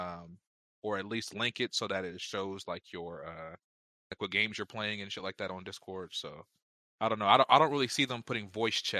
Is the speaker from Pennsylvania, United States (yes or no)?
yes; Pittsburgh, Pennsylvania, United States; I'm from Bur- from the Burr, Pittsburgh.